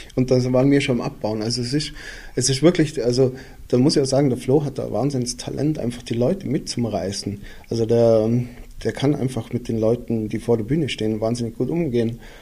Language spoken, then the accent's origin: German; Füssen, Bavaria, Germany; now in Austria; ich bin ja in Füssen geboren und wohne jetzt mittlerweile in Österreich